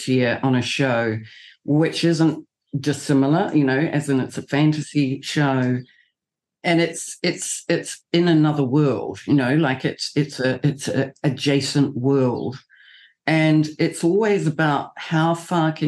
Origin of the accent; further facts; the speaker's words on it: New Zealand; I'm a New Zealander